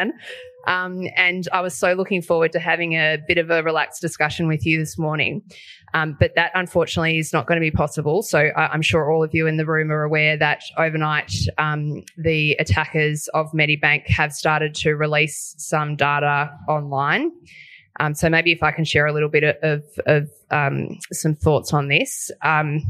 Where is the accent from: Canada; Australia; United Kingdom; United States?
Australia; as an Australian